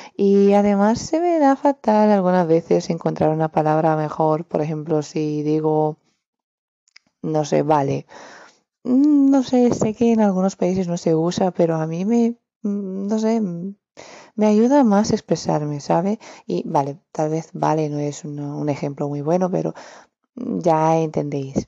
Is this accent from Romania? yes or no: yes; Romania; Spanish is a second language; Soy de Rumanía